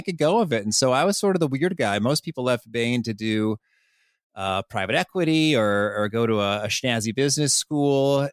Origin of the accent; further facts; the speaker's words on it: Danville, Illinois, United States; I would go to the Danville Public Library, where I grew up in Illinois